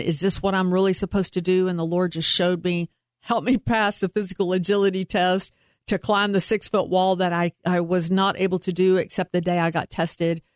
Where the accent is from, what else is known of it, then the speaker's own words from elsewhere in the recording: Troy, Texas, United States; also born or lived in Waco, Texas / Carrollton, Texas; I went the first six years of my school life in Troy, Texas, which is in between Temple and Waco